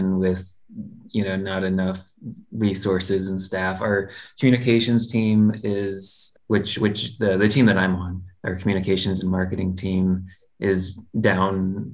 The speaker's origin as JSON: {"language": "English", "town": "Galesburg", "region": "Illinois", "country": "United States", "moved": "yes", "lives_now": "Austin, United States", "said": "Galesburg, where I'm from, a little place in Illinois"}